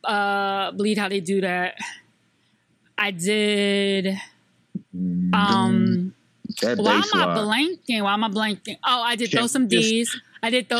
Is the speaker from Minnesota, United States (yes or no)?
no; South Carolina, United States; moved away; also born or lived in New York; I am from South Carolina, even though I'm also from New York. It depends on what I feel like claiming at the time. But I did spend my formative years in South Carolina.